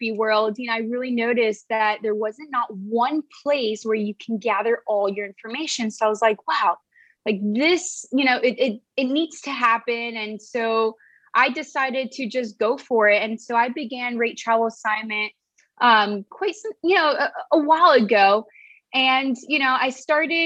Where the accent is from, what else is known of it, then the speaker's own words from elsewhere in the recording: Miami, Florida, United States; moved away as an adult; also born or lived in Caracas, Venezuela / Los Angeles; now in San Diego, United States; I'm actually originally from Venezuela, Caracas, and I was raised in Miami, Florida